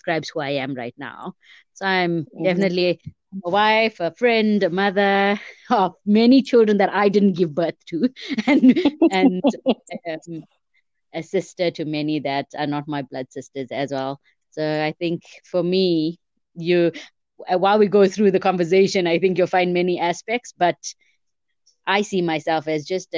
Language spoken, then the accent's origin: English; Durban, KwaZulu-Natal, South Africa; moved away as an adult; now in Johannesburg, South Africa; I grew up in Durban. I moved to Johannesburg in, I think, about 2006